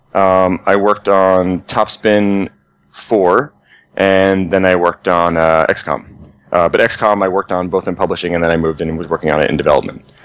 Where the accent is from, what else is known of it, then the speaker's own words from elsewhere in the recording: New Jersey, United States; I'm from New Jersey